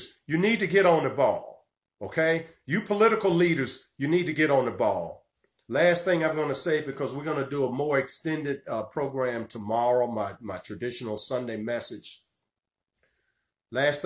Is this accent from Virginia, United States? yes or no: yes; Virginia, United States; my home state of Virginia